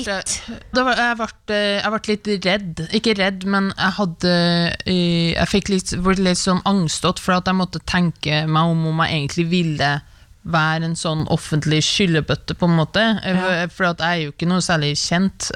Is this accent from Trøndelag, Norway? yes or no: yes; Levanger, Trøndelag, Norway; now in Oslo, Norway; jeg er fra Levanger